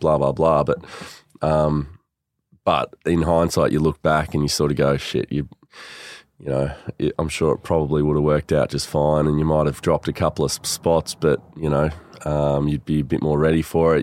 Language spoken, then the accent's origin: English; Melbourne, Victoria, Australia; also born or lived in Sydney, Australia; grew up in Sandringham. So I was born in Sydney, actually. Born up there. Dad was up there for work just for a year, and then came down here. Um, grew up in Sandy